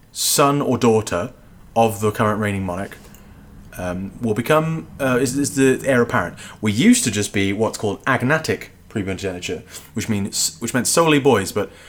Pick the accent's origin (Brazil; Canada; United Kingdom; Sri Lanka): United Kingdom; England; born there; now in Cardiff, United Kingdom; I was born in England.